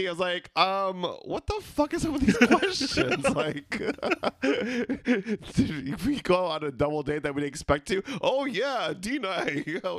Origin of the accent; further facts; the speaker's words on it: Philippines; We're three Filipino gay guys